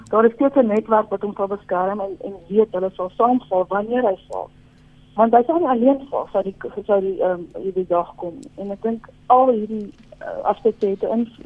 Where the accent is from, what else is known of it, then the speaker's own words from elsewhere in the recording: South Africa; vind ek op die stadium as 'n Afrikaner nou in die regering